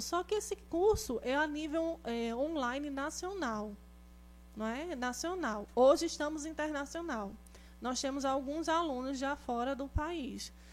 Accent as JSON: {"language": "Portuguese", "region": "interior of Pernambuco", "country": "Brazil", "said": "eu sou do interior de Pernambuco"}